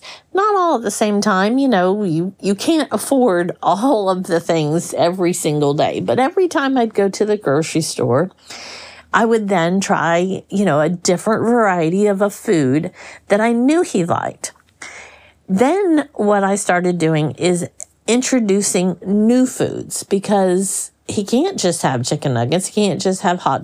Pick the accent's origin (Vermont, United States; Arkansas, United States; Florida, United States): Florida, United States; I grew up in Florida where we had all kinds of, you know, fruit trees in our yard